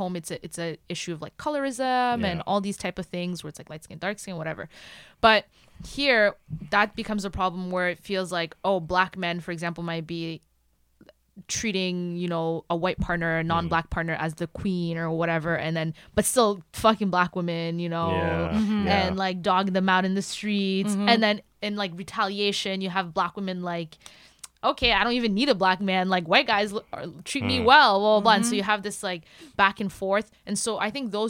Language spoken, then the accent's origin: English; Burundi; also born or lived in Kenya; now in Canada; I was Burundian. Okay, I grew up in Burundi, even though I went to boarding school, and I went to boarding school in Kenya